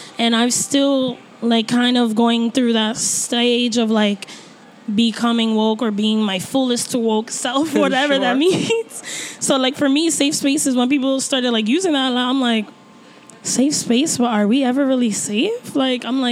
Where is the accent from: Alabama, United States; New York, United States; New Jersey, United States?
New York, United States; New York City; I'm from Brooklyn